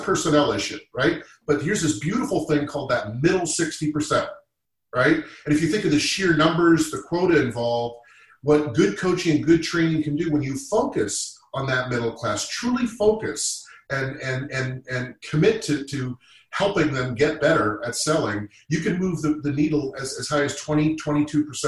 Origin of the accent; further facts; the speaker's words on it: Massachusetts, United States; also born or lived in Boston; I'm from Massachusetts I went to college in Boston I lived in Boston for 12 years